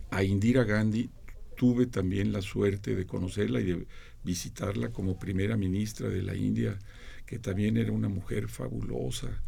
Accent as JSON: {"language": "Spanish", "country": "Mexico", "said": "como periodista mexicano"}